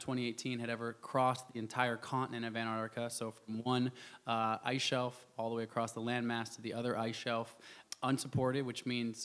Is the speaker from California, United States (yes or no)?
no; Portland, Oregon, United States; I grew up in Portland, Oregon